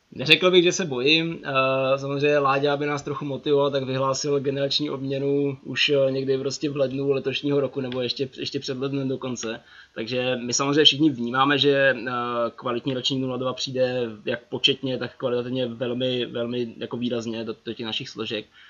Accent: Ostrava, Moravian-Silesian Region, Czechia; moved away as an adult; now in Prague, Czechia; že jsem z Ostravy, srdce pořád platí tam

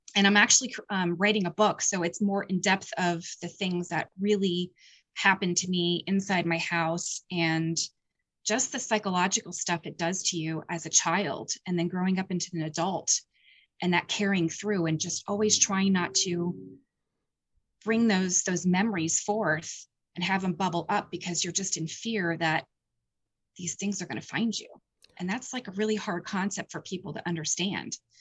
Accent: Point Phillips, Pennsylvania, United States; the town that, um, I grew up in, which was a s, a little tiny Pickville town called Penns, uh, Point Phillips

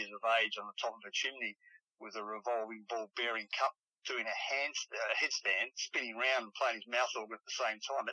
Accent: Adelaide, South Australia, Australia; also born or lived in Sydney / Melbourne; I've had an interesting, great childhood in Adelaide.

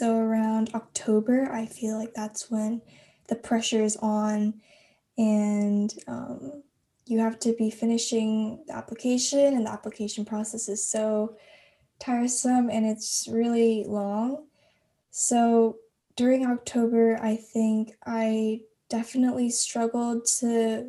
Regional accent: Texas, United States; I'm a senior from Texas

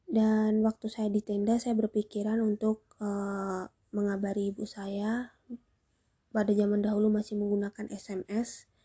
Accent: Java, Indonesia; Kalau dalam bahasa Jawanya ora kok, karena kami orang Jawa dan kami tinggal di Jawa.

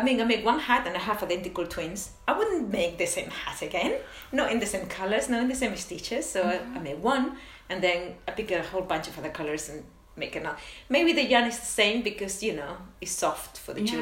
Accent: Tenerife, Canary Islands, Spain; also born or lived in London / Edinburgh; now in Amsterdam, Netherlands; I'm from Spain, but I'm from Tenerife, from the Canary Islands, and we did a lot of crochet with cotton.

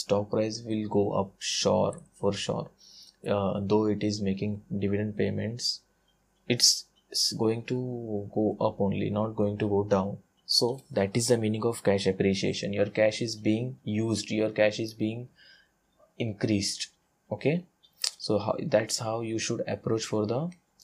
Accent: India; English is a second language; I'm an Indian guy

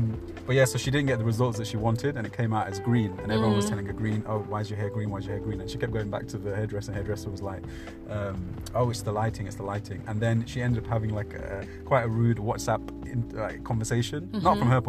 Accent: Birmingham, West Midlands, United Kingdom; I am from Birmingham.

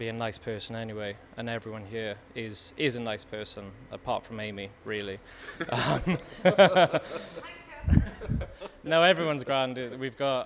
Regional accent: Pontypridd, Wales, United Kingdom; I'm from South Wales in Pontypridd, the gateway to the valleys

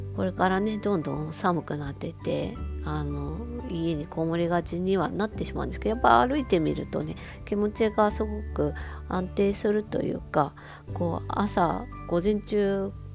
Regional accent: Hokkaido, Japan; 北海道民としてあの思いが熱い思い入れが熱いコンビニエンスストアなんですけど

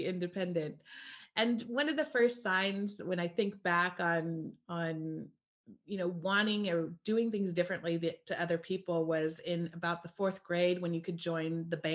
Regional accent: California, United States; moved away as an adult; also born or lived in East Coast of the US; I grew up in California

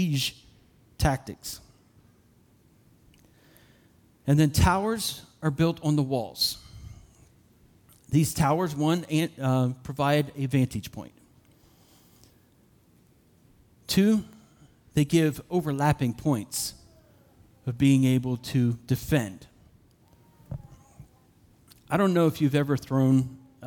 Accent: Uniontown, Pennsylvania, United States; also born or lived in Somerset, Pennsylvania; I grew up in Uniontown, Somerset in Uniontown, Pennsylvania

